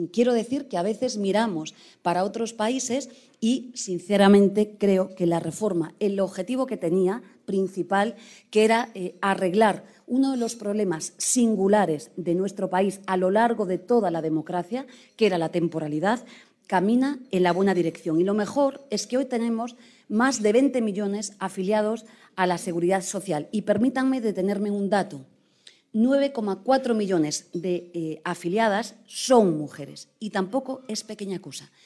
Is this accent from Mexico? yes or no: no; Galicia, Spain; Soy gallega